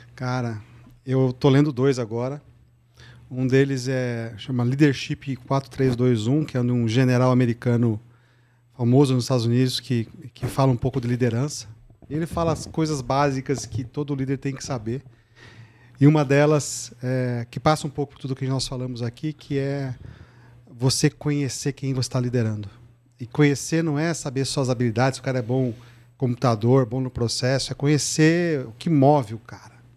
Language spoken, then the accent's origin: Portuguese; Santa Bárbara d'Oeste, São Paulo, Brazil; moved away as an adult; also born or lived in Piracicaba; now in São Paulo, Brazil; Eu nasci em Santa Bárbara do Oeste, interior aqui perto de Piracicaba. Fiz o meu colégio em escola pública, né? Minha, até a oitava série. Aí na então, oitava eu ganhei uma bolsa para ir fazer um colegial no, em Piracicaba.